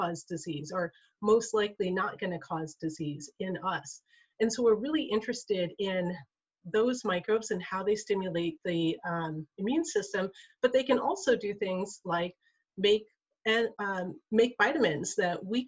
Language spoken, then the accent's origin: English; Kotzebue, Alaska, United States; I'm from Kotzebue, Alaska